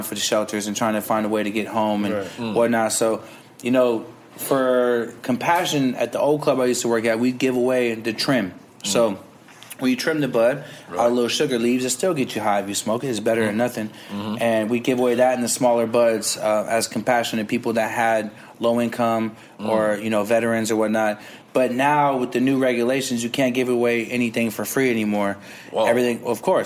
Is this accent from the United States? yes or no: yes; Bay Area, California, United States; born or raised there